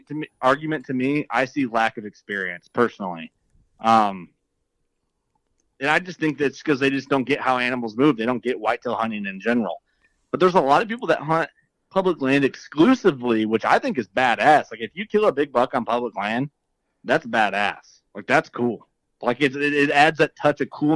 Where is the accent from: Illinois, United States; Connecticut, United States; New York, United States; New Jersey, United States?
Illinois, United States; northwest central; I grew up in Illinois, nor like central, like northwest central Illinois